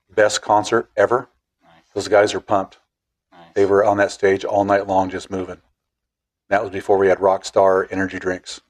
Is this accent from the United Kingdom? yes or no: no; Clatskanie, Oregon, United States; Same place we're sitting at, 54 years, same driveway.